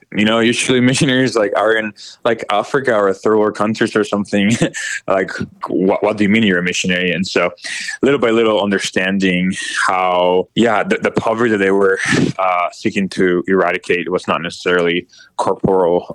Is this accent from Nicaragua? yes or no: yes; Nicaragua; moved away as an adult; now in Miami, United States; I am originally from Nicaragua. So I was born and raised there in a very Catholic household when, growing up, and I was there until I was 19